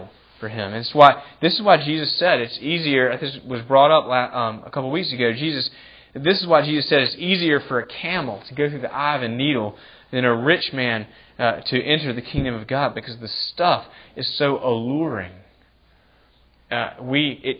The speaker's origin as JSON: {"language": "English", "country": "United States", "said": "I love being an American"}